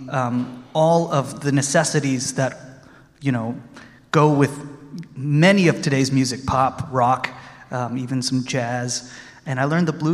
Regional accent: Austin, Texas, United States; I'm from Austin, Texas

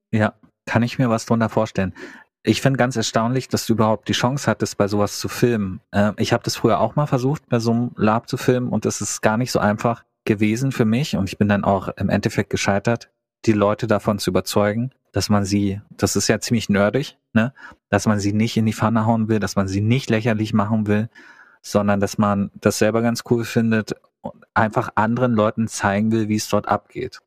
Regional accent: East Germany, Germany; moved away; ich komme aus dem Osten

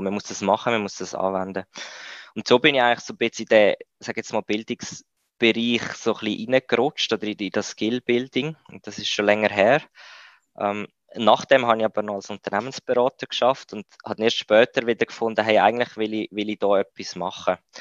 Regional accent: Switzerland; also born or lived in India; bei uns in der Schweiz

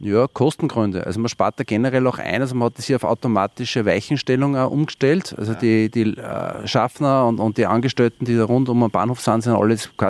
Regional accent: Wels, Upper Austria, Austria; ich bin ja kein Geisbach, ich komme eigentlich aus Wels.

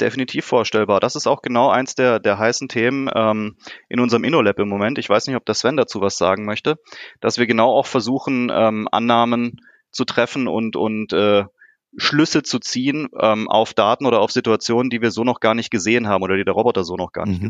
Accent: Karlsruhe, Baden-Württemberg, Germany; ich komme hier aus Karlsruhe

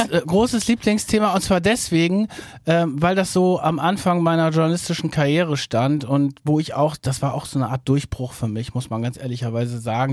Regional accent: Verden an der Aller, Lower Saxony, Germany; moved away as an adult; also born or lived in Hamburg; komme auch aus Norddeutschland, bin aufgewachsen in Pferden an der Aller, das ist in der Nähe von Bremen

